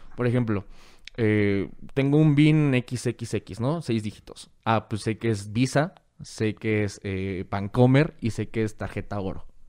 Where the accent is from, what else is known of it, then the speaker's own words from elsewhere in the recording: Guadalajara, Jalisco, Mexico; nací en Guadalajara y vivo en todas partes